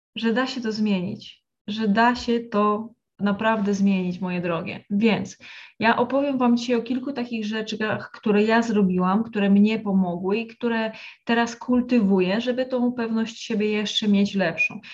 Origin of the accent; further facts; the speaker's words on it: a village in Lesser Poland, Poland; ja pochodzę z wsi w Małopolsce, z rodziny właśnie e, bardzo katolickiej